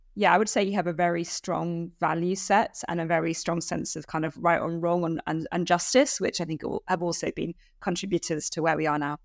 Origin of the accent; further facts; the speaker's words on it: United Kingdom; as a British citizen